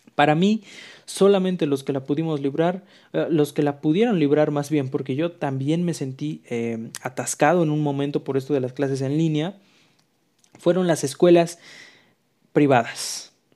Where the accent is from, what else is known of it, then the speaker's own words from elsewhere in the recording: Mexico; aquí en México, que pues somos un país muy bonito